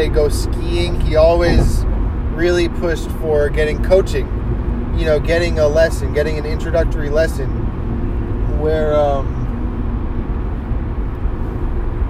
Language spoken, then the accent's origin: English; Los Angeles, California, United States; also born or lived in Berkeley / New York; at seventh grade, we moved from Los Angeles to Berkeley